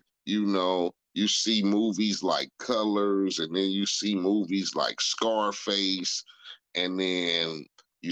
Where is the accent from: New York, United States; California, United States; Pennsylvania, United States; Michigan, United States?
California, United States; Compton; growing up in Compton, living where I lived in a neighborhood called Spooktown